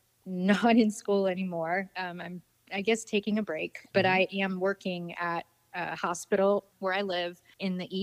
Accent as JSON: {"language": "English", "region": "Florida", "country": "United States", "tie": "born or raised there", "moved": "yes", "lives_now": "Wisconsin, United States", "said": "I'm from Florida. I grew up in it"}